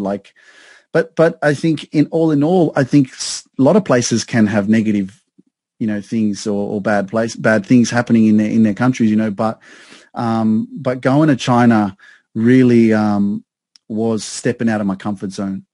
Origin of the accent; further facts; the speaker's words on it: Sydney, New South Wales, Australia; moved away as an adult; now in Newcastle, Australia; I grew up in Sydney around a lot of multicultural, uh, multiculturalism, multicultural society